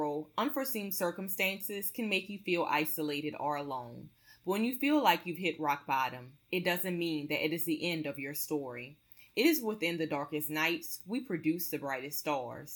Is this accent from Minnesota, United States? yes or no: no; Louisiana, United States; also born or lived in Metairie, Louisiana; I'm originally from Louisiana myself